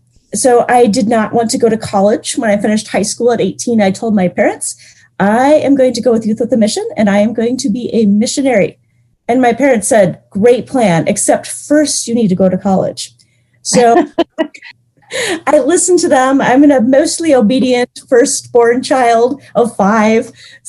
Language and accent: English; Owatonna, Minnesota, United States; also born or lived in St. Louis Park; So I grew up mostly in Owatonna, Minnesota. When I was 7 years old, my parents moved there.